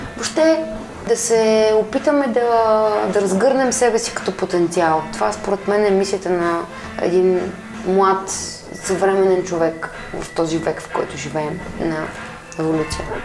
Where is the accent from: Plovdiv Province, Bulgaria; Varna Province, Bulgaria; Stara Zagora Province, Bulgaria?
Plovdiv Province, Bulgaria; Plovdiv; now in Sofia, Bulgaria; В Пловдив, моя роден град